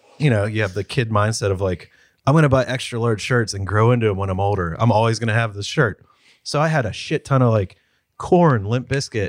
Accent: Pittsburgh, Pennsylvania, United States; also born or lived in Kiski area; we're from Pittsburgh.

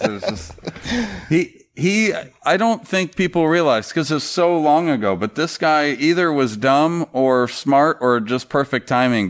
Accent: Florida, United States; growing up in Florida, there was no local team

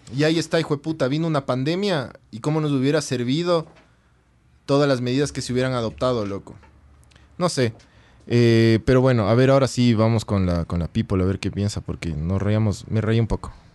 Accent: Quito, Pichincha, Ecuador; yo como quiteño

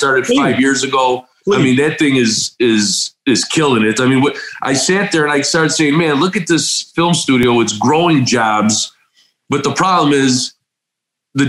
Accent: Chicago, Illinois, United States; I was born and raised in Chicago

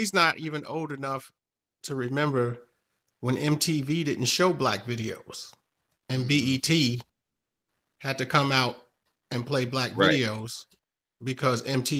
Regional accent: New York, United States; also born or lived in New England; now in the South, United States; when I was growing up in New York

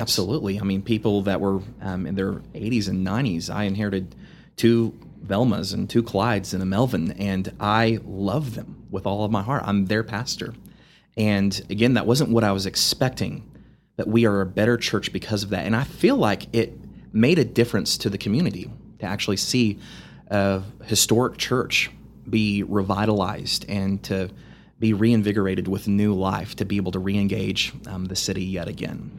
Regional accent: Amarillo, Texas, United States; I grew up in Amarillo. I grew up in Southwest Amarillo.

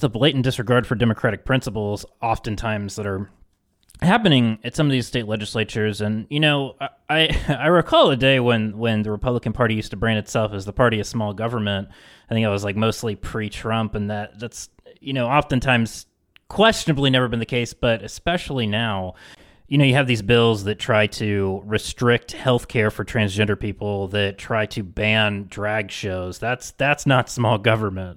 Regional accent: West Virginia, United States; my home state of West Virginia

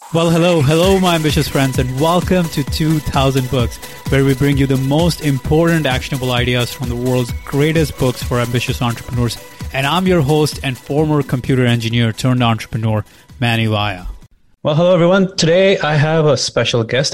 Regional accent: India; moved away as an adult; now in United States; I'm an immigrant, I'm from India

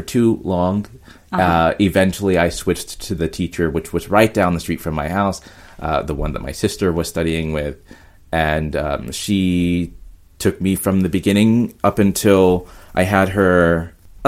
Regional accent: North Carolina, United States; moved away as an adult; now in New York, United States; I grew up in North Carolina, which is in the south of, you know, United States

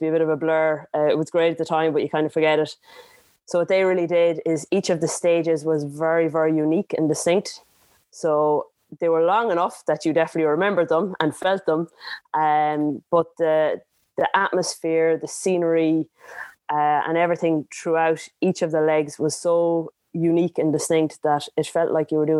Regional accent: Ballina, Connacht, Ireland; I'm from Ballina, County Mayo, in the Wild West of Ireland.

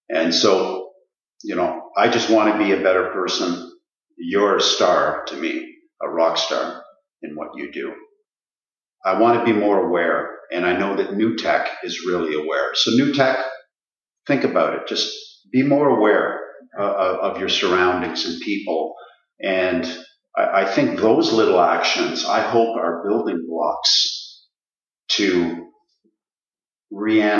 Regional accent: Ottawa, Ontario, Canada; the Riverside Park is where we grew up in Ottawa.

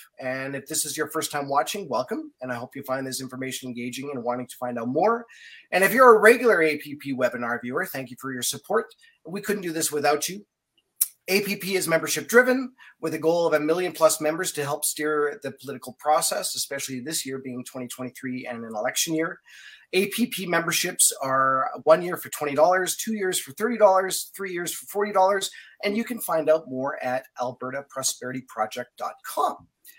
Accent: Canada; because being Canadian, that seems to be the way it is

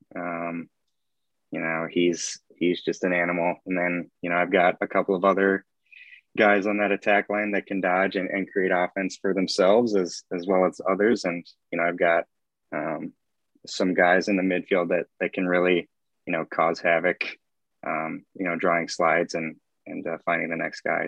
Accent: Champlin, Minnesota, United States; I'm originally from Champlin

